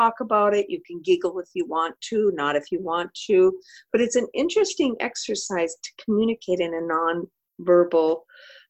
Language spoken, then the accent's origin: English; Midwest, United States; also born or lived in Oregon; I'm a Midwesterner